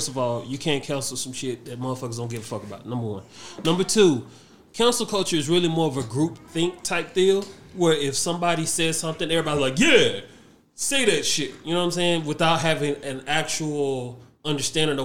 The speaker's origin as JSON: {"language": "English", "country": "Nigeria", "said": "for me, being a Nigerian"}